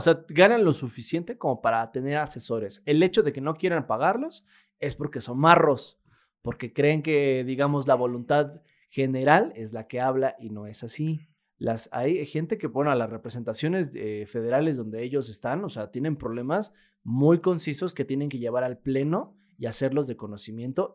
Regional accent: Mexico; vivimos los mexicanos

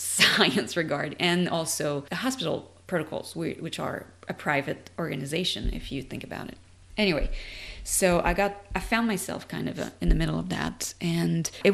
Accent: Canada; moved away as an adult; now in United States; I'm French Canadian, and I immigrated in the US in 2016

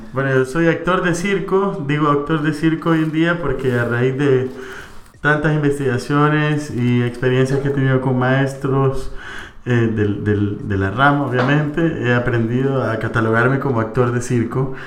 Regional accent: El Salvador; como buen salvadoreño

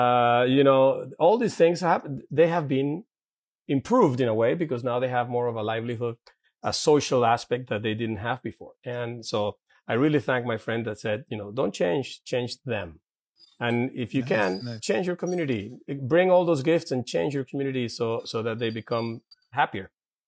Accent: Santa Paula, California, United States; And then growing up in Santa Paula, where it was a brand new urban area, you know, bicycling, playing in the fields, playing soccer on the streets, whatever, you know, a lot of outdoor time.

